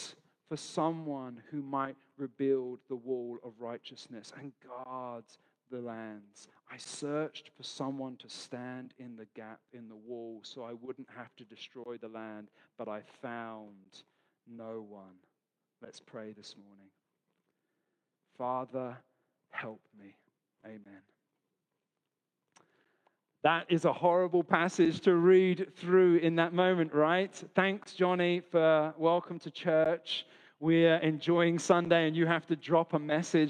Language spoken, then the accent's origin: English; London, United Kingdom; now in Australia; So I'm from London, not from Australia.